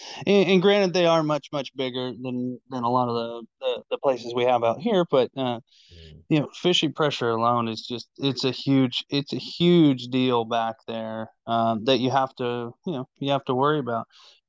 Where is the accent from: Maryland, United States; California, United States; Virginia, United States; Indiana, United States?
California, United States; Bay Area; now in Roseville, United States; I grew up in the Bay Area